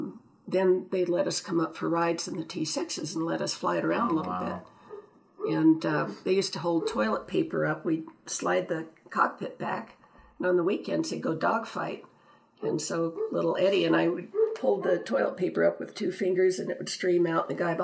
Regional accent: Illinois, United States; born there; also born or lived in Brownsville, Texas / Nevada / California; No, I was born in Illinois, then

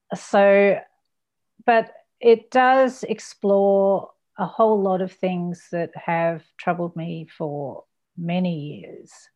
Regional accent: Ballarat, Victoria, Australia; also born or lived in United Kingdom; I came to Australia when I was six and turned seven, I think, the day after we arrived

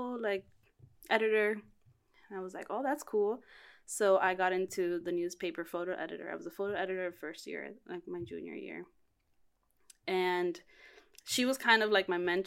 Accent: Miami, Florida, United States; moved away as an adult; also born or lived in Cuba; now in New York City, United States; I was born in Cuba, raised in Miami

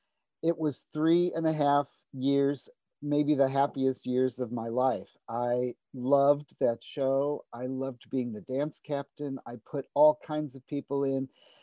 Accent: St. Louis, Missouri, United States; moved away; I said, I'm from St. Louis.

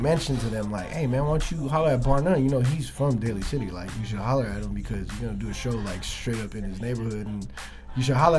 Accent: Philippines; I just felt like I had a lot to prove, especially like, being a Filipino kid, like trying to rap.

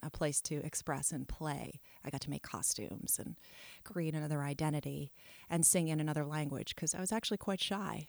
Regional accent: New York City, New York, United States; also born or lived in Italy / France; growing up in New York helped me with this worldly outlook

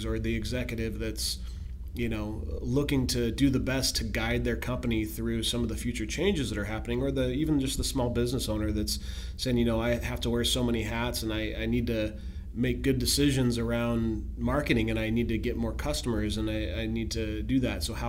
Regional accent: Pacific Northwest, United States; I grew up here in the Pacific Northwest

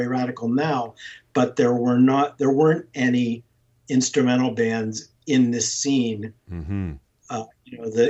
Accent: Johnstown, Pennsylvania, United States; moved away as an adult; also born or lived in Eugene, Oregon / Portland, Oregon; I was born in Johnstown, Pennsylvania.

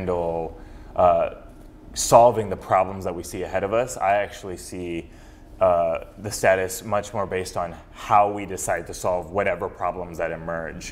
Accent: Fresno, California, United States; also born or lived in Berkeley, California; I grew up in Fresno around a very multicultural, multiracial, multireligious community

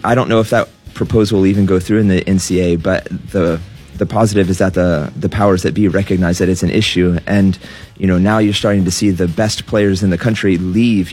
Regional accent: United States; growing up in the United States

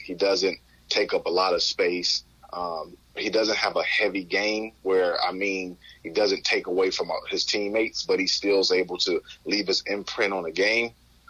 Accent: Detroit, Michigan, United States; going to my hometown

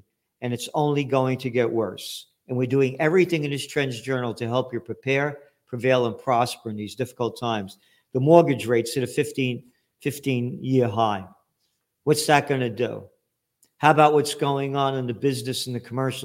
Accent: United States; I'm an American

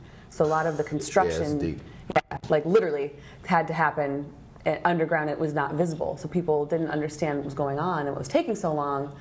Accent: Wisconsin, United States; moved away as an adult; now in Washington, D.C., United States; I'm originally from Wisconsin.

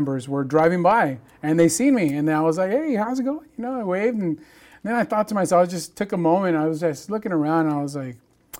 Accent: Hamilton City, California, United States; also born or lived in Chico, California; now in Bakersfield, United States; Growing up in Hamilton City, which is right in between Chico, California, and Orland.

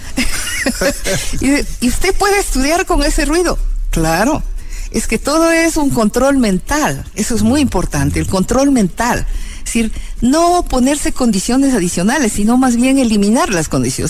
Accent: El Quinche, Pichincha, Ecuador; also born or lived in Pifo / Pintag; nos fuimos a vivir en el quinche y en el quinche yo estuve de primero a quinto grado

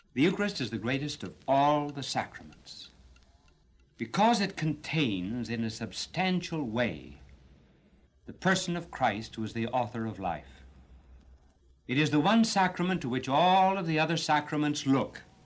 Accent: New Brunswick, New Jersey, United States; I grew up in the New Brunswick area, so I went to Saint Peter's Elementary School and Saint Peter's High School

